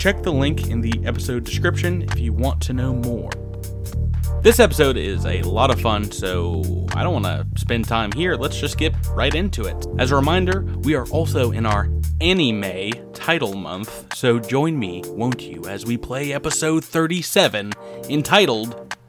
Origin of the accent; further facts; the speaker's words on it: Georgia, United States; accent: Georgia; From Georgia. We're all from Georgia and not the United Kingdom.